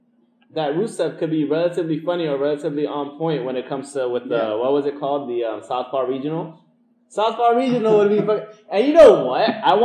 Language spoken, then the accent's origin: English; United States; I'm an American.